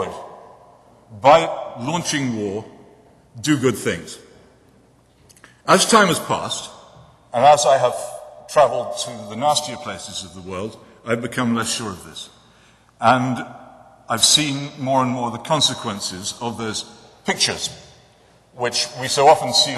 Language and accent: English; England, United Kingdom; the religion that I grew up with in England was not what you might think